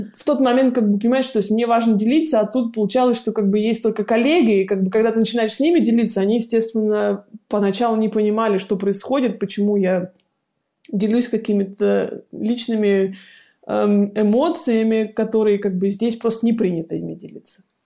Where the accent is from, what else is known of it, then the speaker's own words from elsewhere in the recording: Siberia, Russia; moved away as an adult; also born or lived in Kemerovo, Russia; now in Munich, Germany; девочка из Сибири